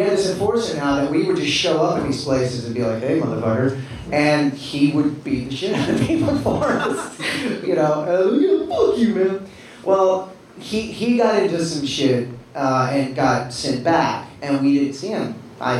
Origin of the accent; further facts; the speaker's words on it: Texas, United States; I'm from Texas, if you couldn't tell by my stupid fucking accent.